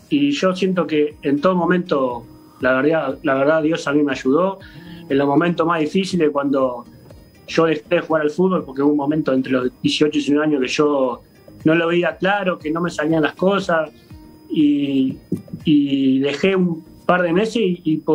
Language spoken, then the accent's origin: Spanish; Uruguay; moved away as an adult; hace dos, años y algo que ya que salí de Uruguay no he podido ir, por, por distintos motivos no he podido regresar a Uruguay.